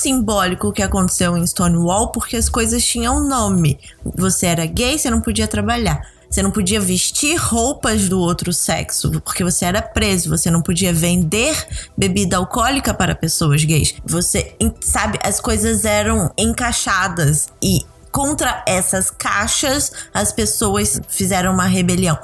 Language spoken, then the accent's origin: Portuguese; Rio de Janeiro, Brazil; Eu sou do Rio